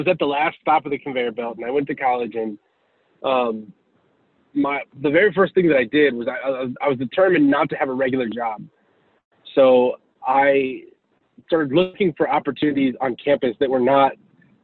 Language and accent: English; Houston, Texas, United States; I'm originally from Houston, Texas. I grew up in a single parent home